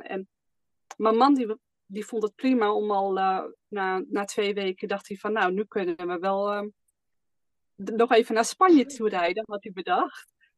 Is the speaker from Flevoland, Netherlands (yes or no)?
yes; Almere, Flevoland, Netherlands; moved away as an adult; wij komen zelf uit Almere, daar woonden we in ieder geval